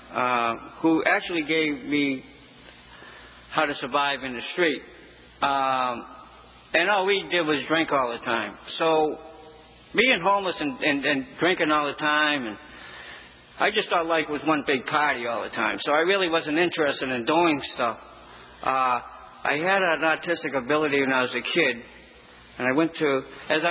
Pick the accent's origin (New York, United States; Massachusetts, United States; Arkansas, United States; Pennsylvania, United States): Massachusetts, United States; Framingham; I grew up in Framingham, and I became homeless at a very young age